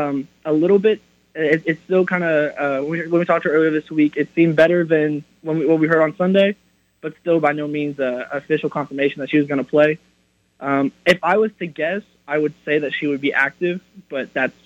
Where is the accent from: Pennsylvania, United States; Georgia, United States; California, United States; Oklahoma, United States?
Oklahoma, United States; Norman; I'm born and raised in Norman.